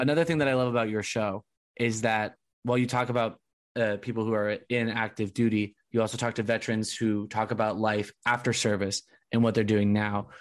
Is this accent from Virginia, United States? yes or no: no; Southern California, United States; I grew up in SoCal